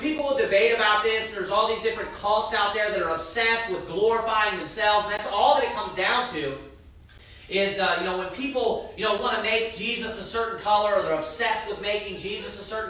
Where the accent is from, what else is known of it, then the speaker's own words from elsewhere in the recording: Kentucky, United States; And I'm from Kentucky, for crying out loud.